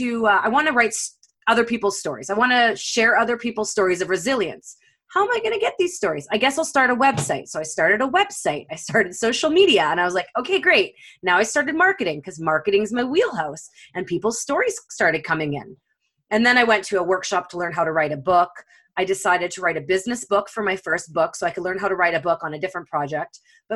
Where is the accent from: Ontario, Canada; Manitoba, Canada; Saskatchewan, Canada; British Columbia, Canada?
Manitoba, Canada; Winnipeg; moved away as an adult; now in West Coast, Canada; I'm from Winnipeg, Manitoba. Holla, all those prairie people out there. But I moved out west, like a lot of Manitobans do, to escape the winter. And I fell in love with the West Coast.